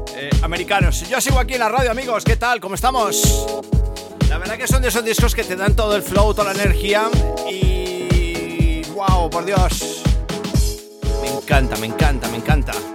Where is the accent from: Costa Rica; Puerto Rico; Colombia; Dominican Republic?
Colombia; also born or lived in Spain; now in Madrid, Spain; soy colombiano que, bueno, pues la historia lleva muchos años aquí en España